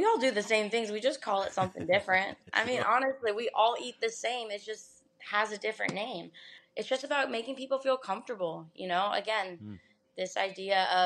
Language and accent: English; Tampa, Florida, United States; born and raised here. the beauty of Tampa